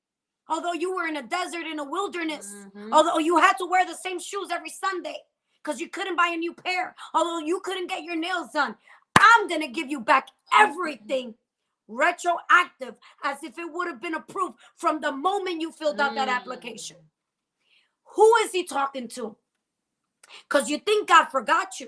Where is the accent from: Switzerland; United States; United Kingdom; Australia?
United States; New Jersey; I'm from Jersey